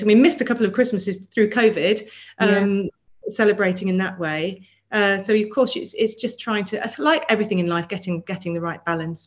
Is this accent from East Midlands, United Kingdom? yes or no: yes; Melton Mowbray, East Midlands, United Kingdom; now in London, United Kingdom; I grew up in Melton Mowbray, so I'm from the land of pork pie